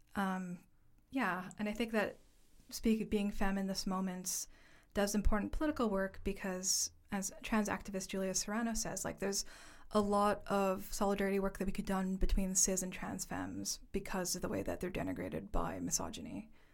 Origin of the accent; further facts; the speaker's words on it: Toronto, Ontario, Canada; moved away as an adult; also born or lived in Halifax / Upstate New York / Vancouver; now in London, United Kingdom; I am from Canada, specifically from Toronto, so a Chinese diasporic settler in Haudenosaunee territory